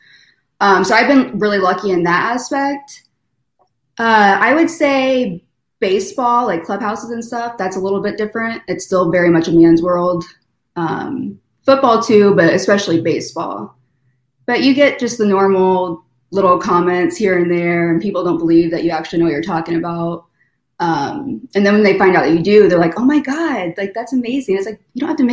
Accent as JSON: {"language": "English", "region": "Missouri", "country": "United States", "tie": "born or raised there", "moved": "yes", "said": "growing up in Missouri"}